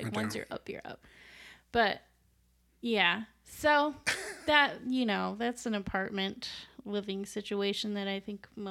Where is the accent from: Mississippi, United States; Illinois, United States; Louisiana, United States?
Illinois, United States; Chicago; oh yeah, I'm a White Sox fan because I'm from the South Side.